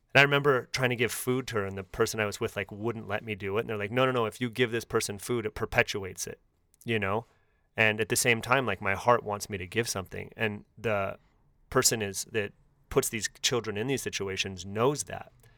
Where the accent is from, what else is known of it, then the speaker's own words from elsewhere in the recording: Bay Area, near Oakland, California, United States; growing up in the Bay Area, right outside of Oakland